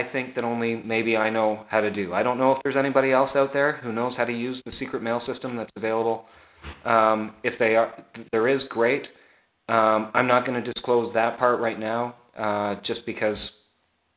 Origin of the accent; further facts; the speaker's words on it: Canada; I grew up, you know, French, like not French Canadian, but like as a Canadian, it's mandatory in our schools